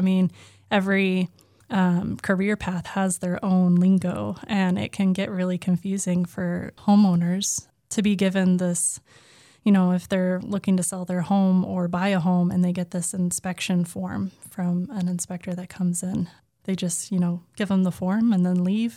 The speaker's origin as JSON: {"language": "English", "region": "Oklahoma", "country": "United States", "tie": "born or raised there", "moved": "yes", "lives_now": "Massachusetts, United States", "said": "I grew up in Oklahoma"}